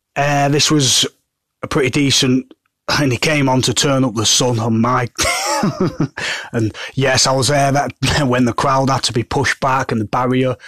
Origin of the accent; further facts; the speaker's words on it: Manchester, North West England, United Kingdom; I'm from Manchester